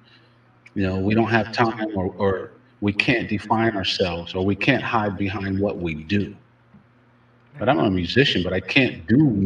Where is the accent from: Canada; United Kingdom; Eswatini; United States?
United States; we're American.